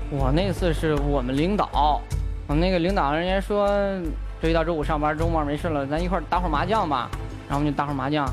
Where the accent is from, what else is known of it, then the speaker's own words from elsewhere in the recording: Jinan, Shandong, China; moved away as an adult; now in Weifang, China; 我还一直留在济南，毕竟咱济，我们济南人